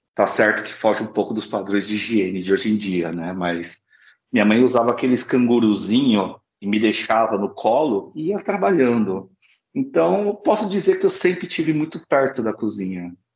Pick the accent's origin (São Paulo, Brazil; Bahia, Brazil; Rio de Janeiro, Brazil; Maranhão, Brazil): São Paulo, Brazil; Osasco; Eu sou chinês de Osasco